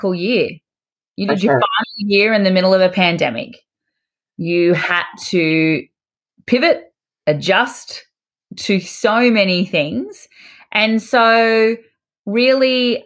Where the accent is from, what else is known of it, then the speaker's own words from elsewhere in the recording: Australia; accent: Australian; I'm a dental hygienist from Australia, if you can't tell from my accent.